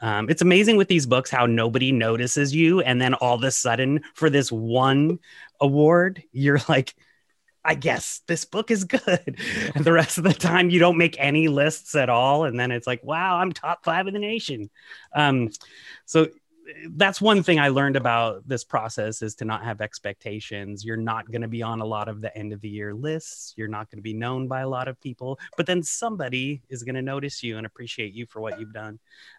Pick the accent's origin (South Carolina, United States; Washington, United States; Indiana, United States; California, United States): Washington, United States; Seattle; moved away as an adult; now in Ann Arbor, United States; I'm originally from the Northwest, from the Seattle area, and moved here a few years ago with my wife, who got a job at the University of Michigan.